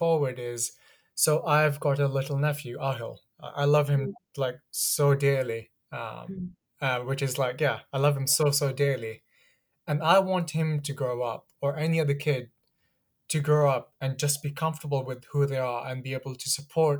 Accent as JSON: {"language": "English", "town": "Ilford", "region": "London", "country": "United Kingdom", "tie": "born or raised there", "also_born_or_lived": "Pakistan", "said": "I grew up in Ilford"}